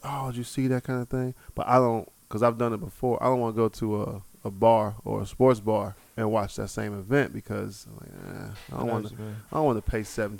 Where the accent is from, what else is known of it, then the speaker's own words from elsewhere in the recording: Cincinnati, Ohio, United States; I'm from Cincinnati. We don't have a home team.